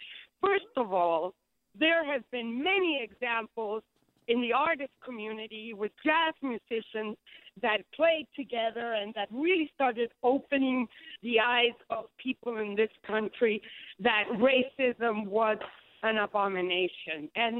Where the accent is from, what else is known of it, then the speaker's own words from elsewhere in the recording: New York, United States; my family's from Chile, and I was born in New York, and I don't know whether I'm Hispanic.